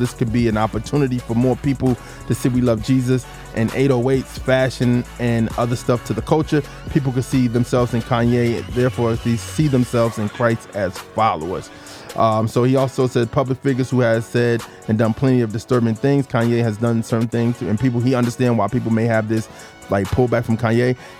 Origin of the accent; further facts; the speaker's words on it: Albuquerque, New Mexico, United States; What is now this show began when I was hardly even an adult as a weekly radio show in my hometown of New Mexico, in Albuquerque, New Mexico.